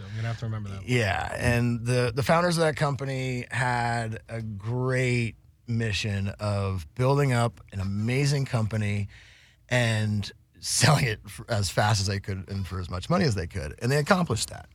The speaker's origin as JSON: {"language": "English", "region": "Vermont", "country": "United States", "tie": "born or raised there", "also_born_or_lived": "Humboldt, California", "moved": "as an adult", "lives_now": "Los Angeles, United States", "said": "I grew up in Vermont and uh, moved out to Humboldt"}